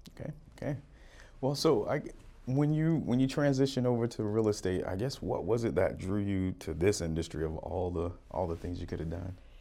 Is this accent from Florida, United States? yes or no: yes; Florida, United States; also born or lived in Utah / Oregon; now in Arizona, United States; I grew up in Florida